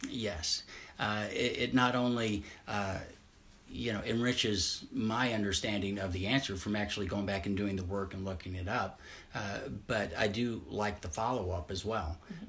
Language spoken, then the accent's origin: English; Southeast Missouri, United States; I grew up in Southeast Missouri